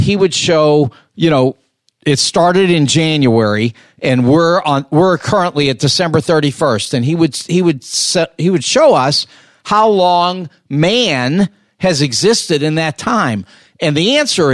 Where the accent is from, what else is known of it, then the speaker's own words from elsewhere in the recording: Los Angeles, California, United States; I grew up in Los Angeles